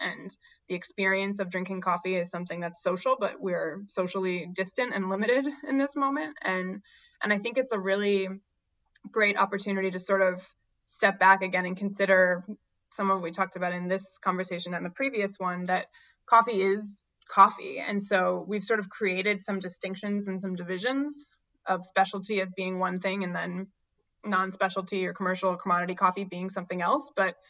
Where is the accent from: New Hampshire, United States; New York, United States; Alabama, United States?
New Hampshire, United States; Again, I grew up in New Hampshire and we have some delicious dark roasts up there in the winter